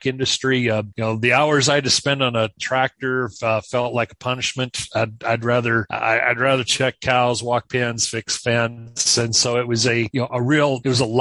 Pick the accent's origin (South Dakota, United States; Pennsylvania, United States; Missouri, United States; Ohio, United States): South Dakota, United States; also born or lived in Kansas; I am from South Dakota. We're recording this from my home office, which is no more than about 8 miles from where I grew up